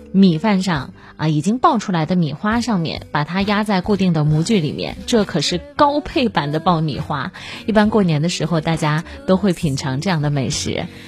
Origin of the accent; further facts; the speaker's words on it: Kaifeng, Henan, China; 我的老家是河南开封